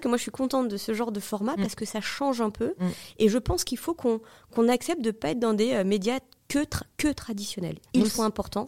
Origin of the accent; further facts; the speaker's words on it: Marie-George Buffet's constituency, Île-de-France, France; moved away as an adult; now in Paris, France; pourquoi pas retourner où t'as grandi